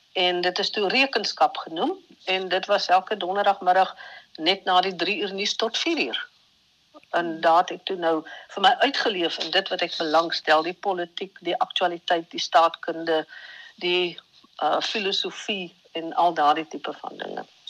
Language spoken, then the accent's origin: Afrikaans; Vredendal, Western Cape, South Africa; Gebore en getoe in Vredendal, so op die kant van Namakoland